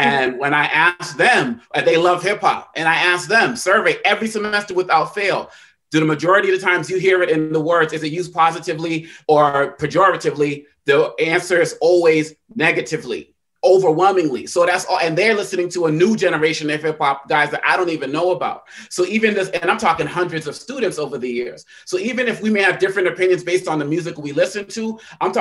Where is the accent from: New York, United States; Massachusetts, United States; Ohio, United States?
Massachusetts, United States; Boston; the hood where I grew up in Roxbury, Massachusetts